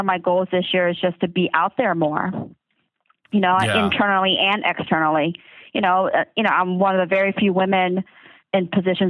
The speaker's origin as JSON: {"language": "English", "region": "the South", "country": "United States", "tie": "born or raised there", "said": "I grew up in the South"}